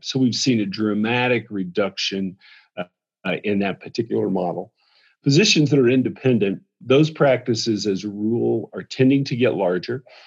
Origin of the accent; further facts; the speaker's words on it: the South, United States; I'm from the South